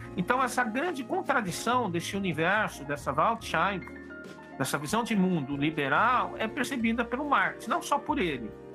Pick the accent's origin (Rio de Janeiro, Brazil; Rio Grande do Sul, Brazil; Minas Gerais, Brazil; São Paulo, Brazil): São Paulo, Brazil; Eu sou paulista